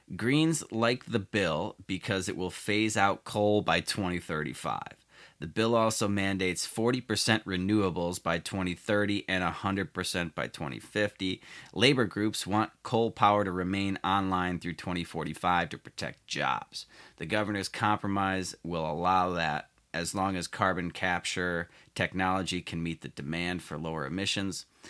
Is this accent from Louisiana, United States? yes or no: no; Chicago, Illinois, United States; my home state of Illinois, more specifically Chicago